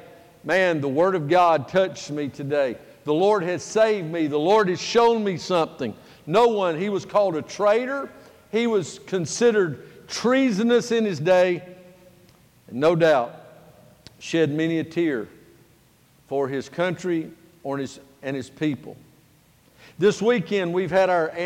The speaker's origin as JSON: {"language": "English", "country": "United States", "said": "I am an American"}